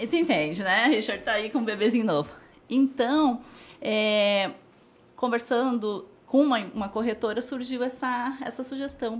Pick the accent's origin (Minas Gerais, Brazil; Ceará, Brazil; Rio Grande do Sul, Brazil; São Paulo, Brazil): Rio Grande do Sul, Brazil; moved away as an adult; now in Indaiatuba, Brazil; Eu sou do Rio Grande do Sul, acho que dá para ver pelo tu, dá para ouvir